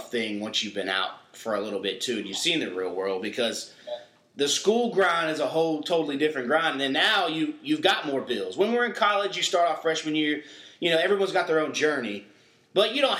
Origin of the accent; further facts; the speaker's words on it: North Carolina, United States; growing up in North Carolina, you got some back roads